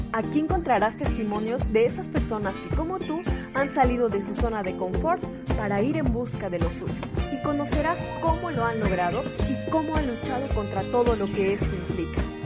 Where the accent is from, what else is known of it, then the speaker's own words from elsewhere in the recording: Mexico; moved away; soy una mexicana en el extranjero.